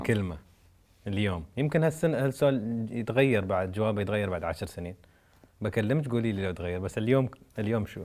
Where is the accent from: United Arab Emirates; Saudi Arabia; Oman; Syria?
United Arab Emirates; نحن نقول بلاك بالامارات